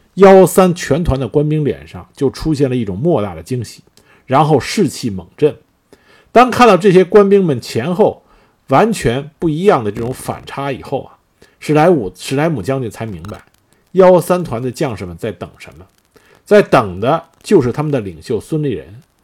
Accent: China; 作为中国人的我们

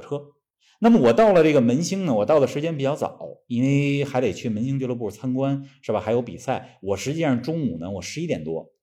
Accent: Beijing, China; 咱们的家乡北京

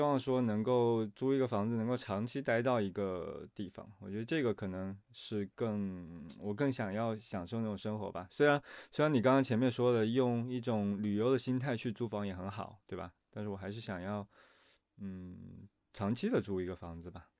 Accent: Shanghai, China; 我就在苏州河旁边呢，就哎，紧贴着景阳

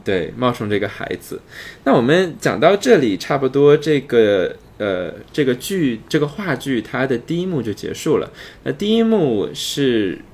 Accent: China; 对于我们中国人来说

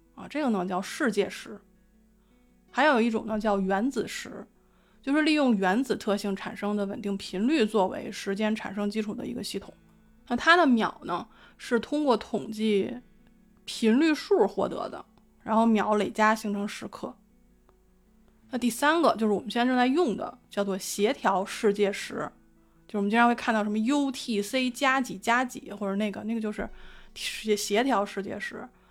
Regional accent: Beijing, China; 我作为一个北京人

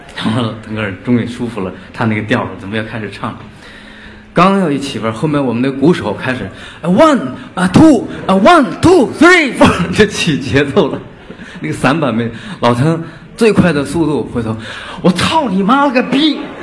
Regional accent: Inner Mongolia grasslands, China; 我从小就是来自一个边缘地区，内蒙古草原

